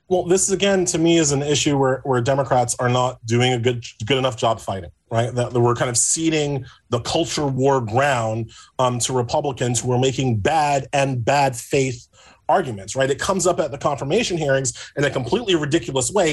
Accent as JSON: {"language": "English", "region": "New York", "country": "United States", "tie": "born or raised there", "said": "my home state up here in New York"}